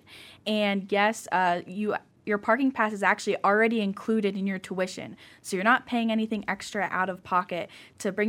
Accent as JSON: {"language": "English", "town": "Pittsburgh", "region": "Pennsylvania", "country": "United States", "moved": "as an adult", "lives_now": "Akron, United States", "said": "Yeah, so I am from Pittsburgh, Pennsylvania, so it's a couple hours away"}